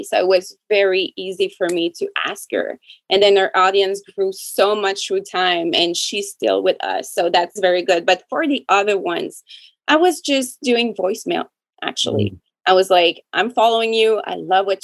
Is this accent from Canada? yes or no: yes; Canada; I'm French Canadian